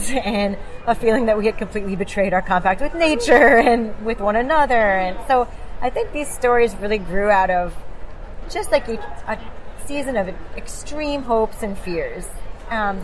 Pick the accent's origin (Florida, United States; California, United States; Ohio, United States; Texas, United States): Florida, United States; South; I grew up in South Florida